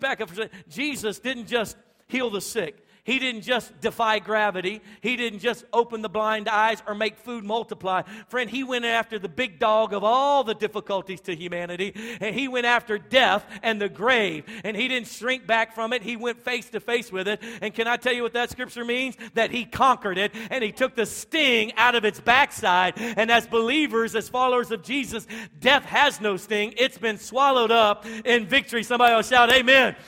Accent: Louisiana, United States; now in Texas, United States; my wife and I, we were born and raised in Louisiana

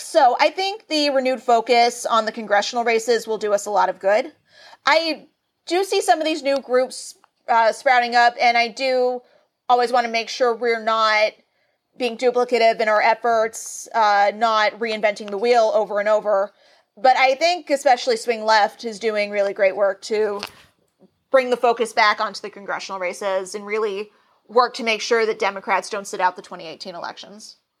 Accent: Nashville, Tennessee, United States; now in Los Angeles, United States; as a Southerner, I'm originally from Nashville, Tennessee.

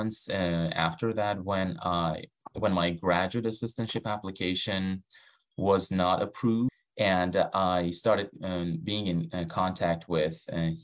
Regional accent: Iran; English is a second language; moved away as an adult; now in United States; I am originally from Iran.

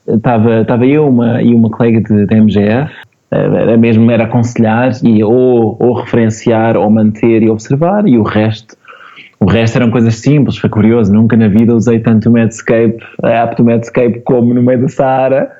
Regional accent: Portugal; also born or lived in Lisbon; Eu, como português

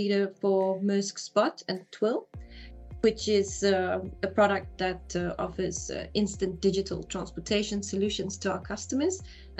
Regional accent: South Africa; now in Denmark; I'm a South African living in Denmark.

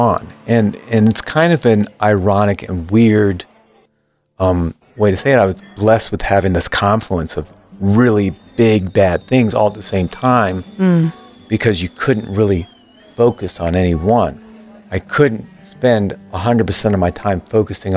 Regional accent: Virginia, United States; moved away as an adult; also born or lived in Florida; I was living in Florida at the time of the accident, but I was raised in Virginia

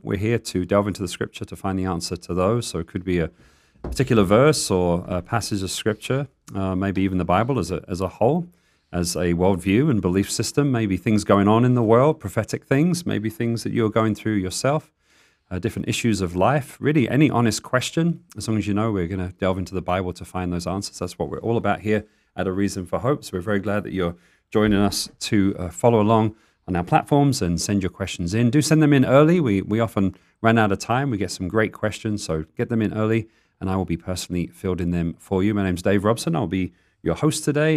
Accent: England, United Kingdom; accent: English; now in Tucson, United States; I sounded very English then.

